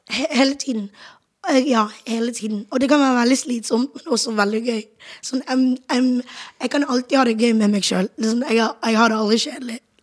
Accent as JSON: {"language": "Norwegian", "town": "Bergen", "region": "Vestland", "country": "Norway", "moved": "as an adult", "lives_now": "Oslo, Norway", "said": "jeg er jo fra Bergen"}